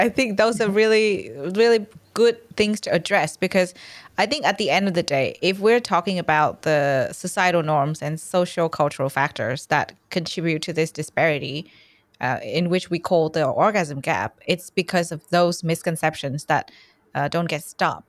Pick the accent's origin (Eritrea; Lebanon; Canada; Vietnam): Vietnam; It might be, there might be a misconception that I'm Australian. I'm not. I'm from Vietnam. And where I was born, sex ed is this thing where kids would get together in a really big hall.